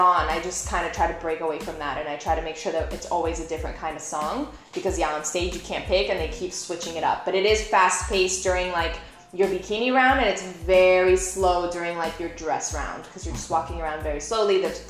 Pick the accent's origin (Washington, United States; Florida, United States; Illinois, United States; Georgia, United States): Florida, United States; Miami Beach; also born or lived in Brazil / Plantation, Florida; I went to elementary school when I moved here from Brazil, and middle school in South Beach. Like, that's where I grew up. And it was a very Latin community. Everyone spoke Spanish, so it was like either really Latin or really Jewish.